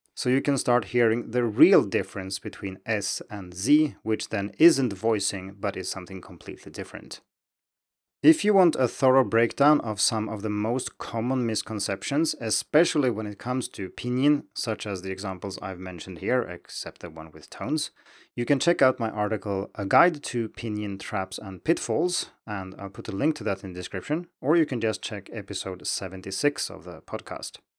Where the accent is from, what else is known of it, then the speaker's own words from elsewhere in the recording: Sweden; English is a second language; moved away; And I'm from Sweden, and growing up, we learned Swedish in school.